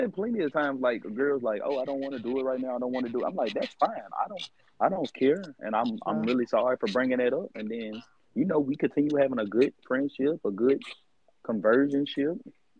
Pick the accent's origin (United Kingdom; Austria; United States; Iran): United States; Monroe, Louisiana; moved away as an adult; now in Houston, United States; I'm from Monroe, Louisiana. I've been living in Houston for about 2.5 years. And so far, I like it out here.